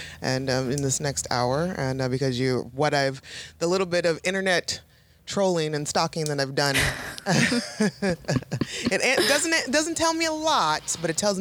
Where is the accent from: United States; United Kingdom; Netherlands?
United States; Toledo, Ohio; now in Pittsburgh, United States; I'm originally from Toledo, Ohio, but I live in Pittsburgh now, and I've been in Pittsburgh for about 20 years.